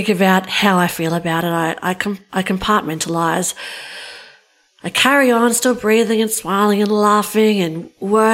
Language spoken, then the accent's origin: English; Australia; I'm from Australia